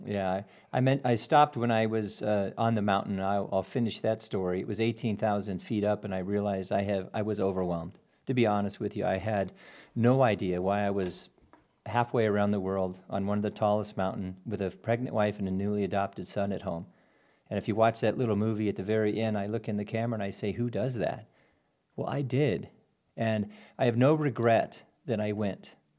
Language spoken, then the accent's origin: English; Albuquerque, New Mexico, United States; moved away; also born or lived in Durango, Colorado / Lake of the Ozarks, Missouri; born and raised in Albuquerque